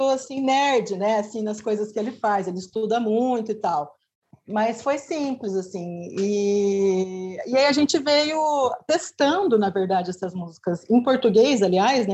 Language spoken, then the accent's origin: Portuguese; Bauru, São Paulo, Brazil; now in Araraquara, Brazil; eu sou de Bauru. Bauru é uma cidade aqui do lado de Araraquara